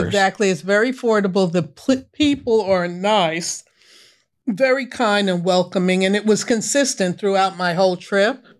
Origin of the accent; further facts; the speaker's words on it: New York, United States; I grew up in New York.